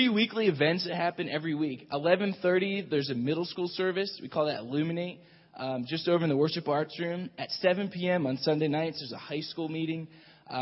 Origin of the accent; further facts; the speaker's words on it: Pennsylvania, United States; moved away as an adult; now in Colorado, United States; Melissa and I grew up in Pennsylvania, the whole way on the other side of the East Coast.